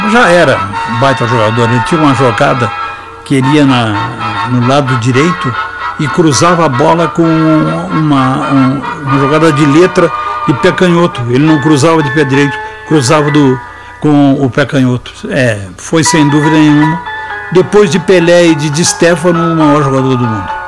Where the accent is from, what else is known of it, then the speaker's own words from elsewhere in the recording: Arroio Grande, Rio Grande do Sul, Brazil; lá do Arroio Grande, lá da minha terra.